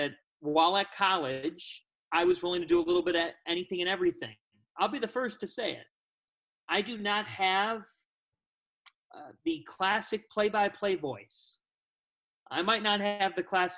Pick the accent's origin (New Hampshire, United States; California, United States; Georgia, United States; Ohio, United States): Ohio, United States; Cleveland; moved away as an adult; also born or lived in New Jersey / Los Angeles; I grew up in Cleveland